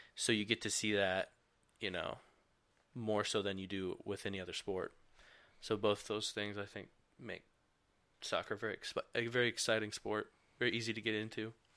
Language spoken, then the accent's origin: English; Michigan, United States; growing up in Michigan